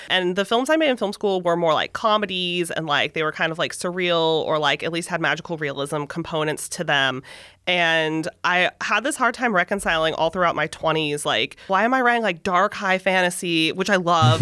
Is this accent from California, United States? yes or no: yes; San Francisco Bay Area, California, United States; I was born in the San Francisco Bay Area. I have lived in California